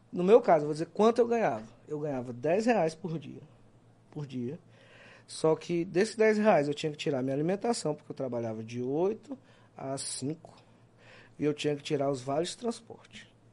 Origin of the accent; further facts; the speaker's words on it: Teresina, Piauí, Brazil; also born or lived in Pará; Eu, com quatro meses de idade, nasci em Teresina, fui morar no Pará.